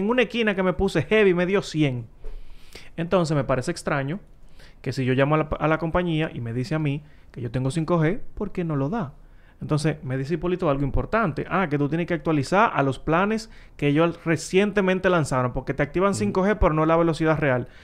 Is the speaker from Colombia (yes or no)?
no; Santo Domingo, Distrito Nacional, Dominican Republic; Donde yo me crié, pasaron en Villa Consuelo ahí